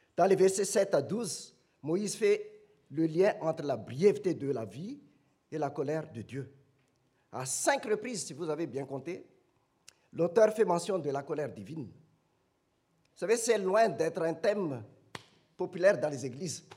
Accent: Madagascar; now in France; chez nous à Madagascar

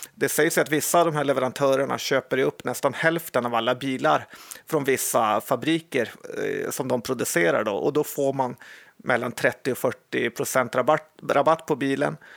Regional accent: Sweden; vi svenskar

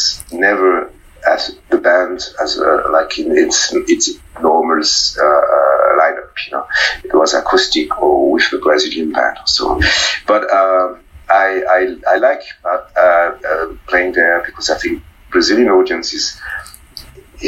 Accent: Fribourg, Switzerland; I grew up in a small town, Fribourg

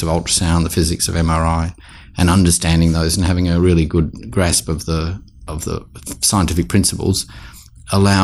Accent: Sydney, New South Wales, Australia; also born or lived in Dorrigo, New South Wales; now in South Australia, Australia; I grew up in Sydney

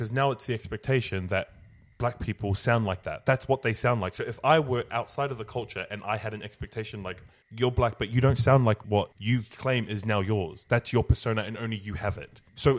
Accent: Sydney, New South Wales, Australia; if I grew up in Sydney, I say the word hectic. That's just the word we use out here.

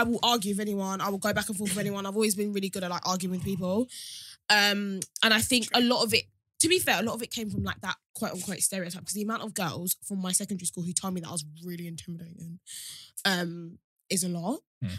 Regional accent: Sittingbourne, South East England, United Kingdom; I'm from Sittingbourne.

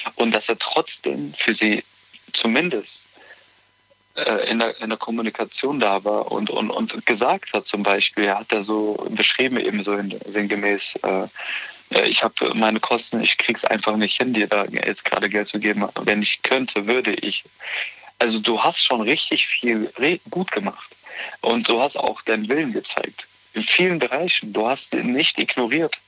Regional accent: Bonn, North Rhine-Westphalia, Germany; moved away as an adult; also born or lived in Nuremberg; now in Eifel, Germany; ich komme eigentlich ursprünglich aus Bonn.

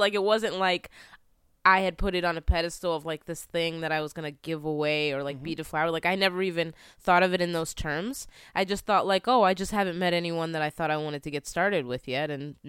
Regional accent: Philadelphia, Pennsylvania, United States; also born or lived in California; Yeah, so I moved around a lot, but I'm from the East Coast, like the Philly area.

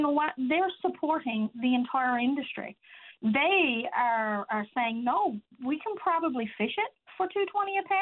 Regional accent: Change Islands, Newfoundland and Labrador, Canada; I'm from Change Island. My husband is a fisherman

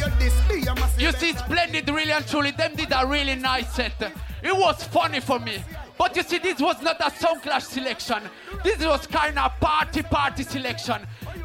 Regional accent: Switzerland; Because guess what? Since we come from Switzerland, them a try to come at Switzerland and divide the dance and rule it alone.

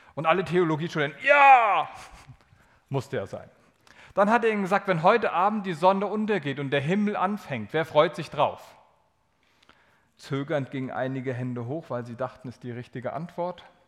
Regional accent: Germany; Also bin ich ja aus Deutschland

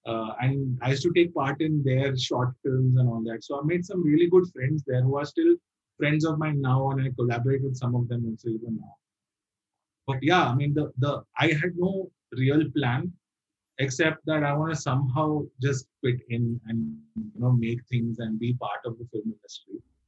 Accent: Bahrain; because I was brought up in the Middle East. I was brought up in this in Bahrain. Which is like a small island next to Saudi Arabia.

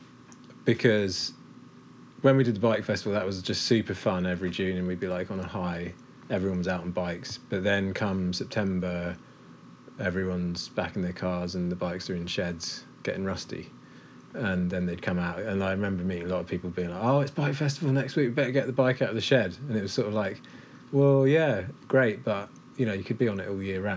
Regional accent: Cambridge, East of England, United Kingdom; now in Clonakilty, Ireland; I grew up in Cambridge

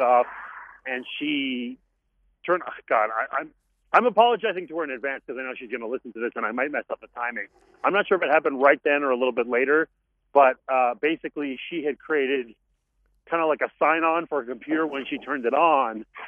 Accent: Montreal, Quebec, Canada; I grew up in Montreal

